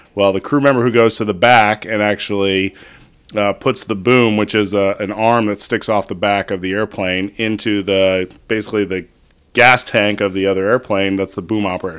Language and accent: English; Northern California, United States; I grew up in Northern California